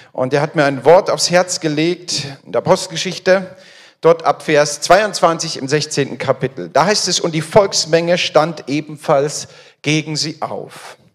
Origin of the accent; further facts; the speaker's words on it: Frankfurt am Main, Hesse, Germany; bin verheiratet. Wir haben drei Kinder. Ich komme aus der Nähe, aus Frankfurt am Main